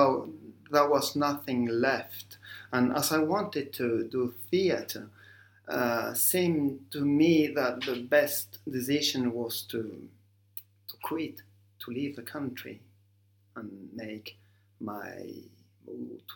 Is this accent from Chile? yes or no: yes; southern Chile, Chile; moved away as an adult; now in Paris, France; I was born in Chile, south of Chile, which is a very rainy place